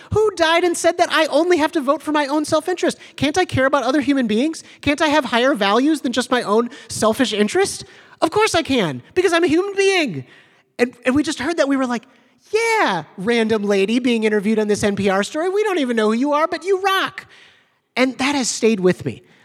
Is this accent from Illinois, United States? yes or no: yes; Evanston, Illinois, United States; growing up in Evanston, Illinois